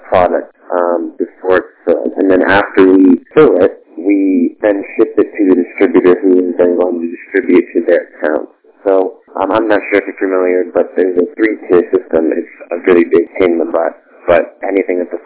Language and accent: English; Southwest Florida, United States; I go to FCCU now. I play on the hockey team there. It's my hometown. I grew up here